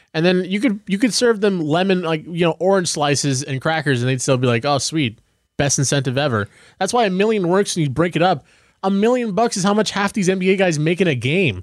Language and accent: English; United States; as an American